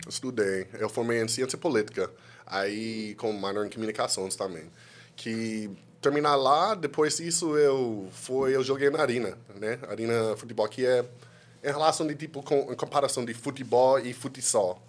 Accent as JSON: {"language": "Portuguese", "region": "California", "country": "United States", "also_born_or_lived": "Washington DC", "second_language": "Portuguese", "moved": "as an adult", "lives_now": "Brazil", "said": "eu sou de Califórnia, sou dos Estados Unidos"}